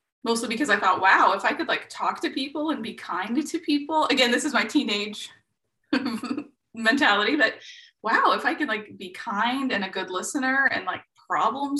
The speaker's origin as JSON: {"language": "English", "region": "Midwest", "country": "United States", "tie": "born or raised there", "said": "I grew up in the Midwest, in a low SES family"}